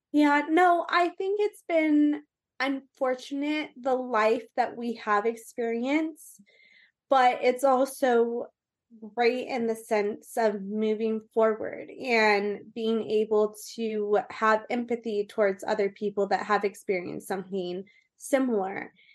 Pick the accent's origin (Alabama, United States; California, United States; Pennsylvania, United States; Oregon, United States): California, United States; Orange County; also born or lived in Austin, Texas / Colorado / Las Vegas; So I am from Orange County, California. I was raised really kind of everywhere in Orange County